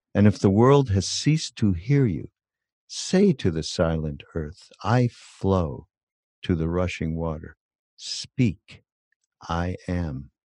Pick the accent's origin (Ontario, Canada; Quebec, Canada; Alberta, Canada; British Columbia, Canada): Quebec, Canada; Montreal; I'm from Canada